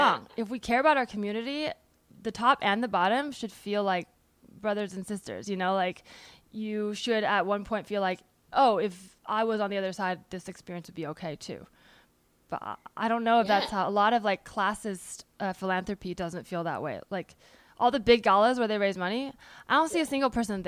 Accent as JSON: {"language": "English", "area": "the Bay Area", "region": "California", "country": "United States", "said": "I'm from the Bay"}